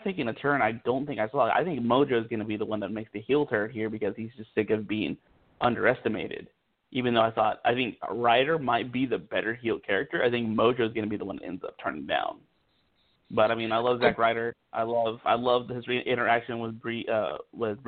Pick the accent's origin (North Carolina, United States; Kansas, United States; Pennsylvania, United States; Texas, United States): Kansas, United States; We're from Kansas.